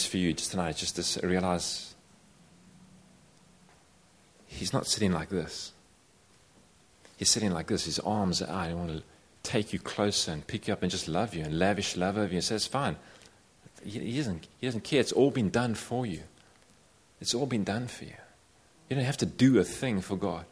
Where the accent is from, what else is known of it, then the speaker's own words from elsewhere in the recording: South Africa; I come from South Africa